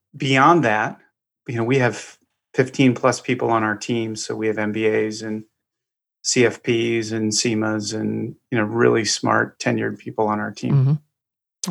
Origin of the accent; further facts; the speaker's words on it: Eagle River, Alaska, United States; also born or lived in Juneau, Alaska; now in Florida, United States; I was born and raised in Alaska. I was born in Juneau, raised in a little town outside of Anchorage